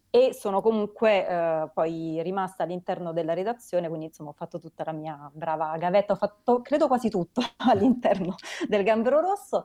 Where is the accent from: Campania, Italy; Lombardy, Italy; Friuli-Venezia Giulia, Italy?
Campania, Italy; Naples; now in Rome, Italy; io, io, e Alessandra siamo napoletane, Alessandra vive a Napoli, io vivo a Roma